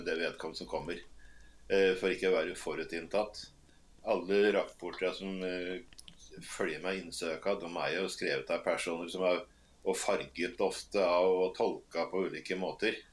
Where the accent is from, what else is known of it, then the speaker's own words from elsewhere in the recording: Toten, Innlandet, Norway; also born or lived in Northern Norway; jeg er født og oppvokst på Toten